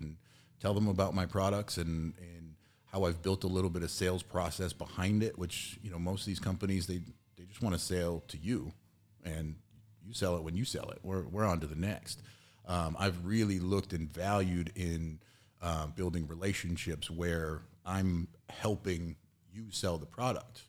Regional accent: Massachusetts, United States; I'm from Massachusetts

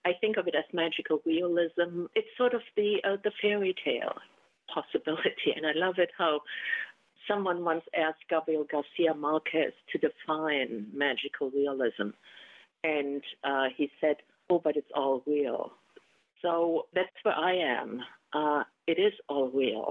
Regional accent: Germany; first language German; English is a second language; now in United States; When I first arrived in America, I was thinking in German. So everything that I said or wrote in English was a translation. And it was the translation of an early immigrant

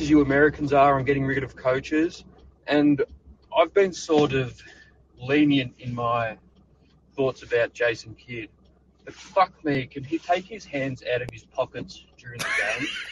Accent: Australia; I'm from Australia

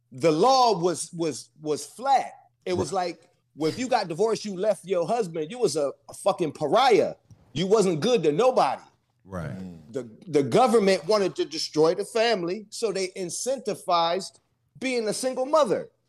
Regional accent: East Coast, United States; now in Costa Mesa, United States; I'm, yeah, I'm in Costa Mesa. I don't play domino. I'm from the East Coast. We play uh bid, whist, and spades.

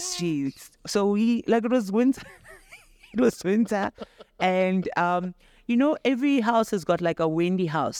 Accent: Daveyton, Gauteng, South Africa; I'm from Davidton in the East Rand

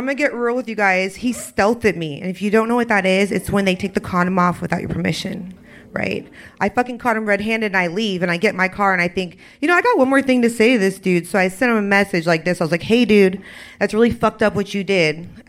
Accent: San Diego, California, United States; moved away as an adult; now in Austin, United States; I'm from San Diego, but I've been here like 10 years.

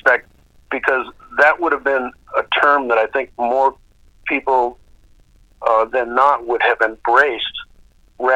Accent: Duluth, Minnesota, United States; moved away; I was from Duluth, Minnesota

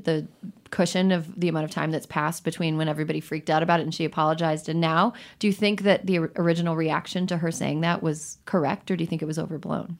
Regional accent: Wisconsin, United States; I am from Wisconsin. We do churn our own butter there.

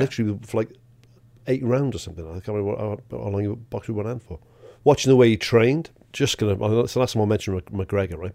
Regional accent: Welsh, Wales, United Kingdom; I'm Welsh

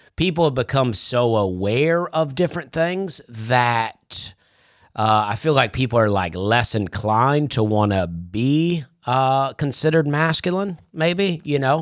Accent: Alabama, United States; I grew up in Alabama

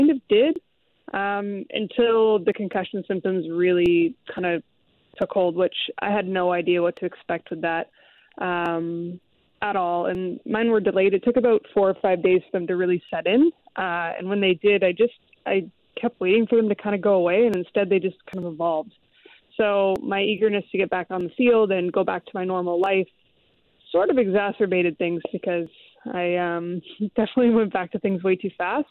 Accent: Seattle, Washington, United States; I grew up in the Seattle area during the 90s

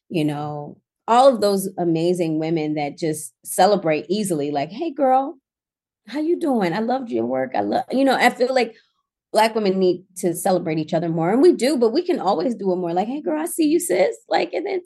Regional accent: Baltimore, Maryland, United States; I came from Baltimore and I didn't go back home.

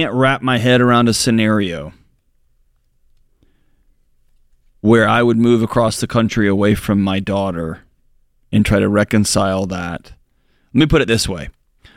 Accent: Texas, United States; moved away; My wife, my whole family's from Texas. I'm from Texas

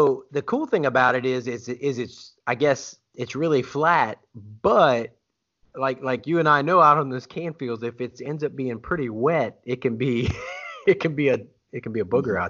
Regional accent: St. Martinville, Louisiana, United States; now in Oklahoma, United States; I grew up in St. Martinville on 4 acres in the middle of cane field.

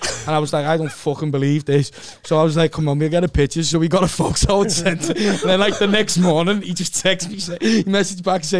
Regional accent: Liverpool, North West England, United Kingdom; I was born in Croxted.

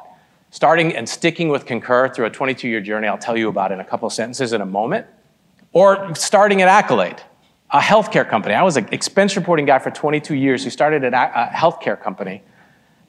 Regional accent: Michigan, United States; also born or lived in Boston, Massachusetts; I was born in Boston, Massachusetts, spent my life mostly in the Midwest, in the great Midwest, in Michigan, and was raised by two Indian immigrants

